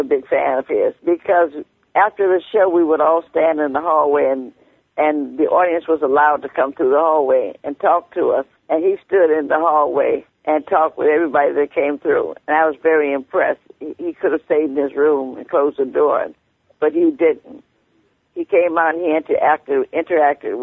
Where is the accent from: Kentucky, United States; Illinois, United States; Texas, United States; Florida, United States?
Illinois, United States; Chicago; moved away; I come from Chicago